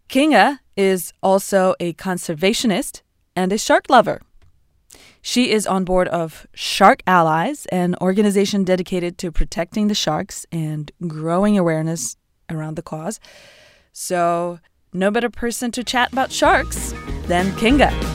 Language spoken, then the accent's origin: English; Moscow, Russia; now in United States; I lived, I grew up in Russia